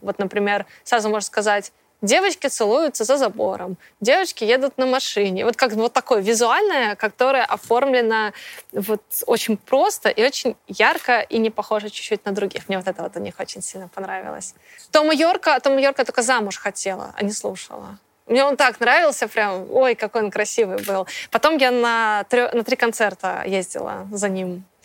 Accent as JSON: {"language": "Russian", "region": "Minsk", "country": "Belarus", "also_born_or_lived": "Moscow", "moved": "as an adult", "said": "Я из Минска"}